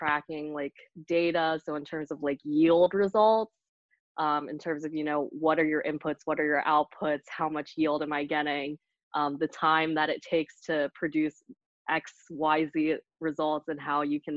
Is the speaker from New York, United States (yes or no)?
no; Hummelstown, Pennsylvania, United States; also born or lived in Vietnam (parents); now in Lancaster, United States; I grew up just right outside of Hershey in Hummelstown, PA.